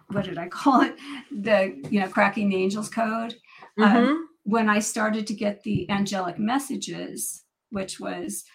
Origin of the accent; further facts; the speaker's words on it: Northern California, United States; I'm born and raised in Northern California, about 3 hours from Mount Shasta